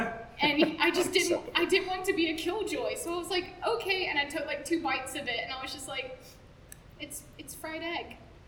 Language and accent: English; the South, United States; I kind of find it hard to describe, which makes me feel like a failure as a Southerner.